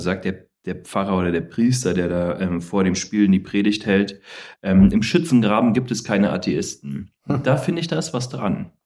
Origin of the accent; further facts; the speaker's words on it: Berlin, Germany; also born or lived in Koblenz; komme aus Koblenz, gebürtig, bin ja mit drei Jahren nach Berlin verschleppt worden von meiner Mutter. Und ähm, das war ja dann schon der erste Umzug. Ähm, und dann sind wir nach Steglitz gezogen und von Steglitz sind wir nach Marienfelde gezogen.